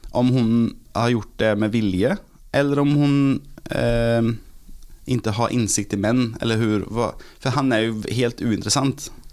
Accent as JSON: {"language": "Norwegian", "town": "Gothenburg", "region": "Västra Götaland", "country": "Sweden", "tie": "born or raised there", "second_language": "Norwegian", "moved": "as an adult", "lives_now": "Norway", "said": "Jeg er fra Göteborg"}